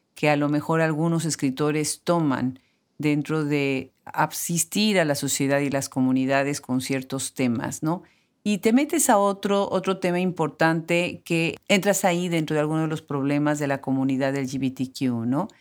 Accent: Puebla, Mexico; en mi ciudad natal, Puebla

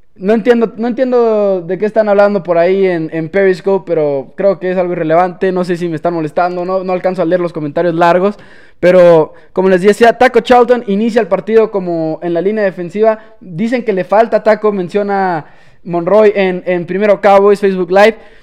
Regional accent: Chihuahua, Mexico; Claro que soy de México, orgullosamente chihuahuense

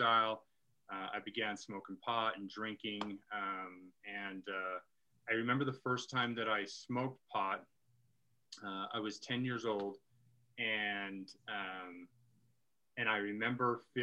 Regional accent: Utah, United States; I grew up here in Utah

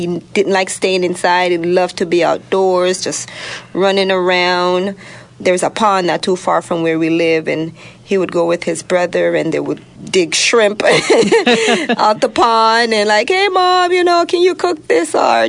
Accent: Jamaica; now in Southern California, United States; I'm from Jamaica. We're island.

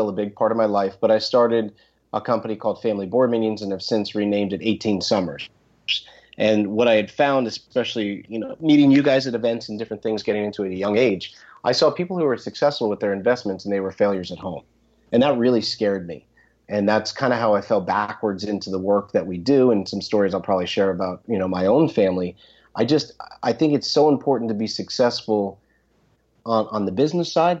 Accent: New Jersey, United States; I grew up in North Jersey, just west of Wall Street

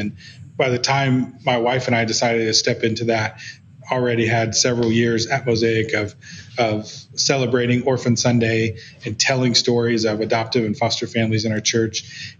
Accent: Guatemala; my experience growing up in Guatemala in a different culture, in a different context

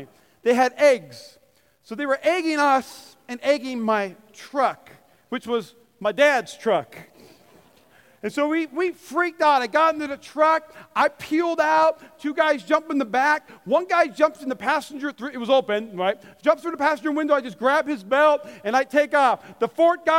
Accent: North Dakota, United States; I grew up in North Dakota where there's about, 20 feet of snow.

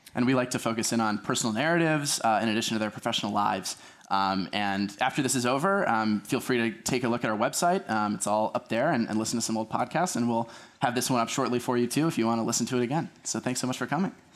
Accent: Wilmette, Illinois, United States; I'm from Wilmette, Illinois

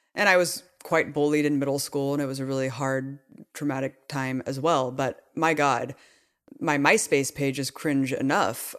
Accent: Pleasanton, California, United States; we grew up in Pleasanton

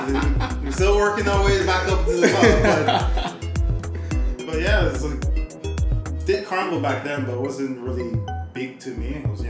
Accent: Montreal, Quebec, Canada; So I was born in Montreal first.

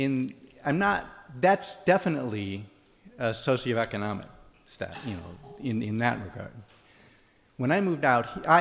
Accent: Midwest, United States; moved away; I grew up in the Midwest

